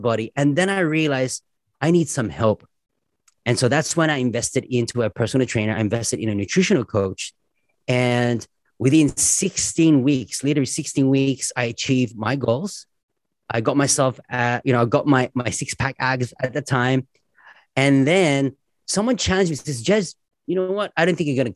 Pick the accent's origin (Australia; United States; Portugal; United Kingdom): Australia; as an Aussie